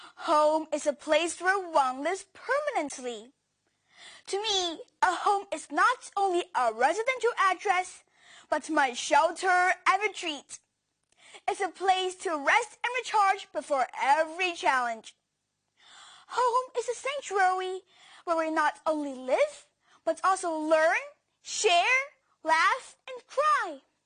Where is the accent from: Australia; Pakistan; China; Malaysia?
China; English is a second language; now in Hong Kong; I'm not from Hong Kong. I'm from mainland China. When I first arrived here, I couldn't speak English or Cantonese.